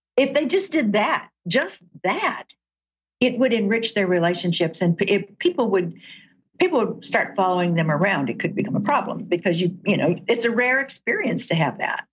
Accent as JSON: {"language": "English", "town": "Chattanooga", "region": "Tennessee", "country": "United States", "tie": "born or raised there", "moved": "yes", "lives_now": "Seattle, United States", "said": "I grew up in Chattanooga, Tennessee."}